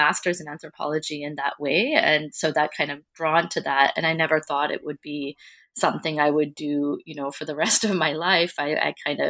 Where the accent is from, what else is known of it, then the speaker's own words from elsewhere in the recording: United States; as a Sri Lankan American, and growing up in the United States